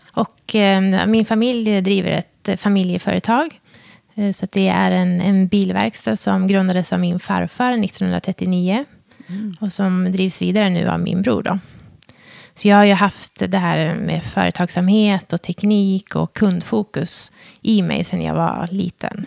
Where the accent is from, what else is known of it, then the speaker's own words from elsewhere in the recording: Hudiksvall, Gävleborg County, Sweden; Jag är ju född och uppvuxen i Hudiksvall